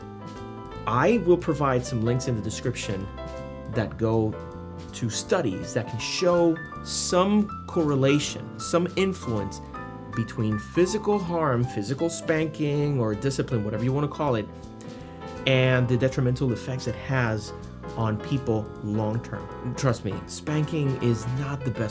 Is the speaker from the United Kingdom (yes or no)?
no; Puerto Rico; I was born and raised in Puerto Rico, a little island in the Caribbean